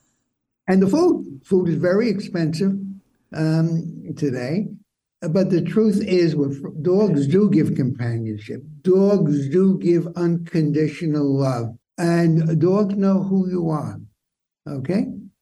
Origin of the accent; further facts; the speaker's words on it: New York City, New York, United States; when I grew up in Brooklyn